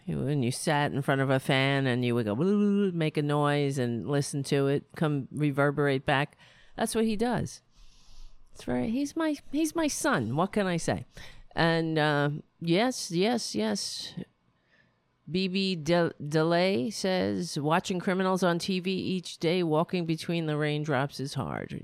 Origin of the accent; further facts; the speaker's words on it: United States; Being an American